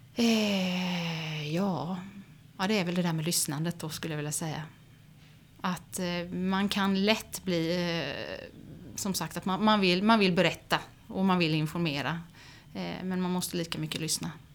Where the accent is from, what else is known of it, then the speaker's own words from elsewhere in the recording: Oskarshamn, Kalmar County, Sweden; also born or lived in Swedish west coast; jag är ju född och uppvuxen i Oskarshamn